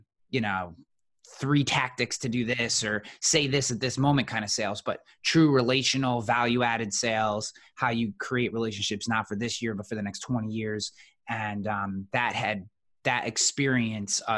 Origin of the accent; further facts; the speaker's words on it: Colonie, New York, United States; also born or lived in Rochester, New York / Washington, D.C.; I'm currently coming to you from Colony, New York, which is just outside Albany, so upstate New York. Born, bred, raised, spent most of my life in this area